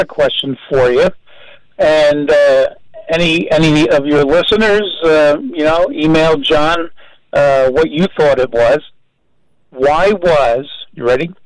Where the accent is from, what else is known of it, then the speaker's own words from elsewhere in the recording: New Brunswick, New Jersey, United States; I grew up in New Brunswick, New Jersey